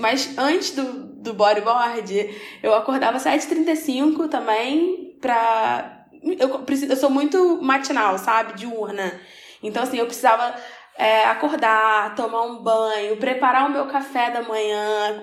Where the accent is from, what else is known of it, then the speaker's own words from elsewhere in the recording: Rio de Janeiro, Brazil; Sou carioca